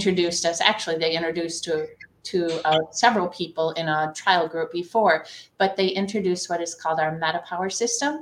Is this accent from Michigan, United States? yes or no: yes; the Thumb of Michigan, United States; I am from the Thumb of Michigan. I live in a town called Sandusky